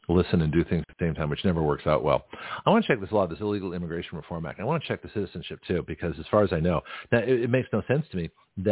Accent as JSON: {"language": "English", "town": "San Francisco", "region": "California", "country": "United States", "said": "I'm from San Francisco"}